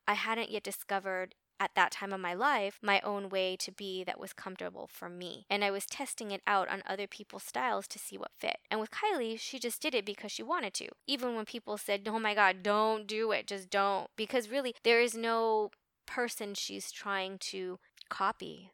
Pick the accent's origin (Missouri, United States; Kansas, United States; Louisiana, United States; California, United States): California, United States; Los Angeles; I grew up in Los Angeles in the late seventies, early eighties